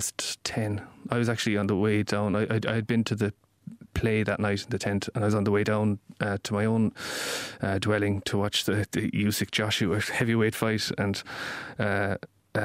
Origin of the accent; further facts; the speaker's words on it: Dublin, Leinster, Ireland; born there; I'm often slagged about being born in Dublin, it's a tough thing to carry that I was born in Dublin, but I have from high authority that I was conceived in Kerry